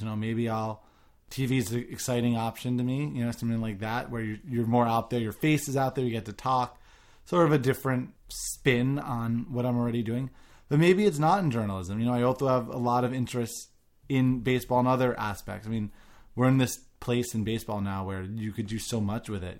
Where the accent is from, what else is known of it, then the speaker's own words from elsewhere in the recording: New York, United States; I grew up in New York